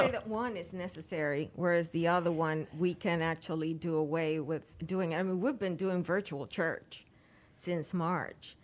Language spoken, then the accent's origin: English; Dominican Republic; moved away; Dominican Republic. Yep. That's where I went to school.